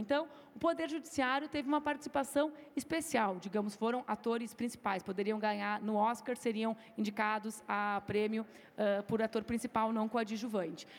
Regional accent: Rio Grande do Sul, Brazil; eu fiz 10% dos votos para deputada no meu estado, que é o Rio Grande do Sul

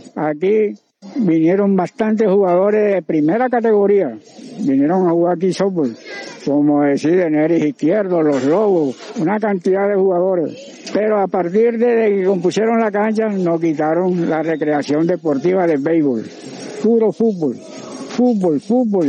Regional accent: Barranquilla, Atlántico, Colombia; yo me crié fue en San Pachito, Barrio Bajo, Montecristo

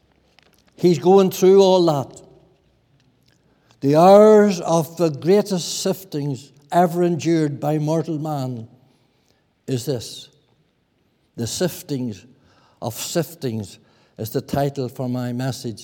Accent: Lower Lough Erne, Northern Ireland, United Kingdom; I was brought up in Lower Loch Erne

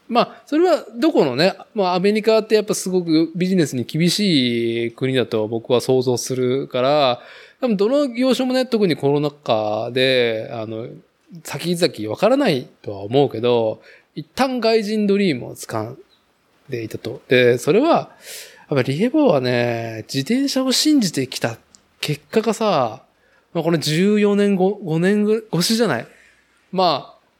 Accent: Nagoya, Aichi, Japan; now in Chita Peninsula, Japan; 僕自身はやっぱ名古屋生まれ、名古屋育ち

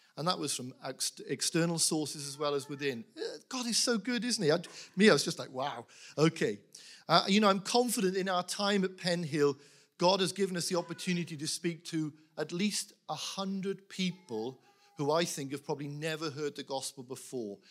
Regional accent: Wales, United Kingdom; I was brought up in a Welsh chapel. We spoke Welsh.

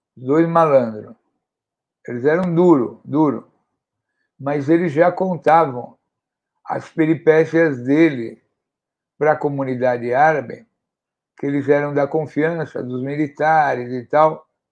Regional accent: São Paulo, Brazil; eu sou aqui da zona leste da cidade de São Paulo

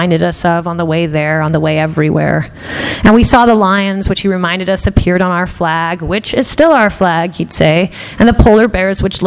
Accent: Los Angeles, California, United States; born or raised there; English is a second language; also born or lived in Tehran, Iran

